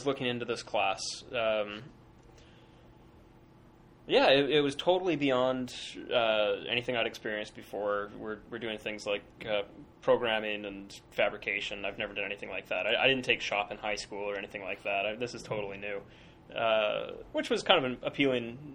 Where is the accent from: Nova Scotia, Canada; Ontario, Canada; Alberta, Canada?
Alberta, Canada; Calgary; also born or lived in Edmonton, Alberta / Sackville, New Brunswick; I am from Alberta, originally from Calgary. I've lived the past few years in Edmonton.